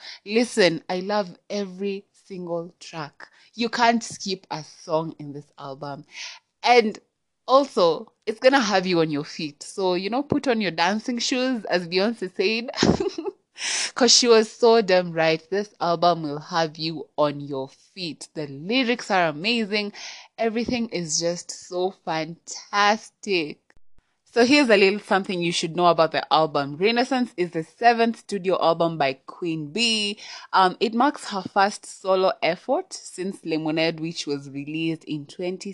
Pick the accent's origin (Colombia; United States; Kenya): Kenya; I'm Kenyan, yeah, I'm Kenyan